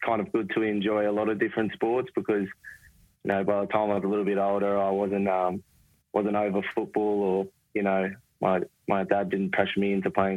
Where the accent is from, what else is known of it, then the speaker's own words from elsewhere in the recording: Terrigal, New South Wales, Australia; I grew up in Terrigal. You know, probably 15 minutes from Gosford.